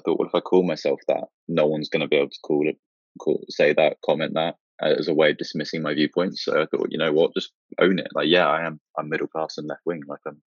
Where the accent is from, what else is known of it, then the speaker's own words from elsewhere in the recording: Milton Keynes, South East England, United Kingdom; also born or lived in London; I grew up on the outskirts of Milton Keynes